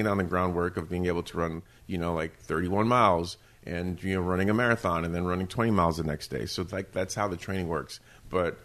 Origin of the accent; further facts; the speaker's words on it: New York City, New York, United States; I am from Queens, you know? Like, right, I did not grow up with, like, a lot of parks around me.